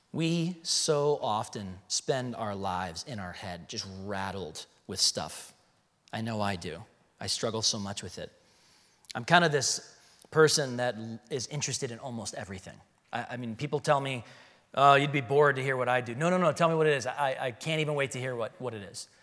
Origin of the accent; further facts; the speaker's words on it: Chicago, Illinois, United States; now in Arizona, United States; I'm from Chicago